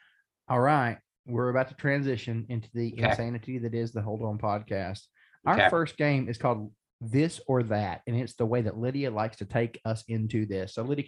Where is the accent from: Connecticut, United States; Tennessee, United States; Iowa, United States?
Tennessee, United States; Chattanooga; now in Texas, United States; I'm from Chattanooga, Tennessee.